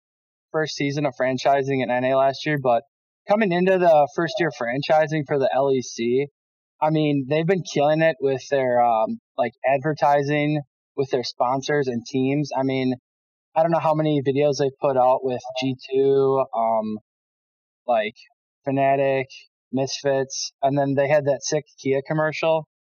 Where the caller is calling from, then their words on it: Oshkosh, Wisconsin, United States; I'm calling from Oshkosh, Wisconsin.